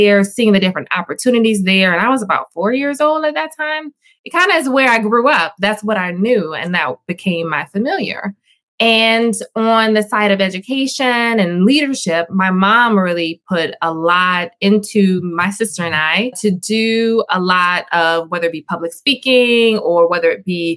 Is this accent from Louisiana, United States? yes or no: yes; Louisiana, United States; we're from Louisiana